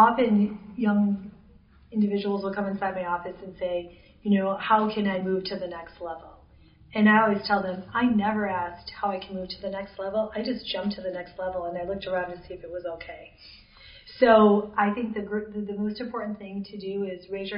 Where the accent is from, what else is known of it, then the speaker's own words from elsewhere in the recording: Michigan, United States; I'm from Michigan. I haven't even moved more than 20 miles in my whole life